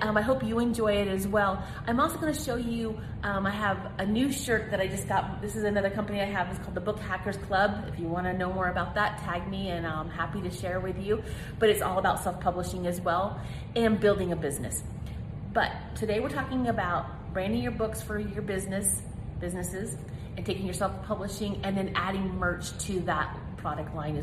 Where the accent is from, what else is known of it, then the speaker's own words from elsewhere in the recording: Colorado, United States; I'm from Colorado.